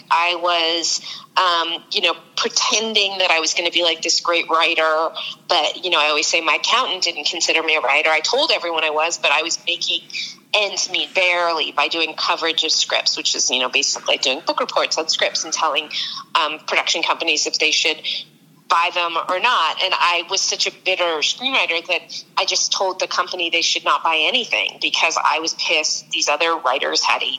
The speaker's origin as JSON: {"language": "English", "region": "California", "country": "United States", "tie": "born or raised there", "said": "Marin County up north."}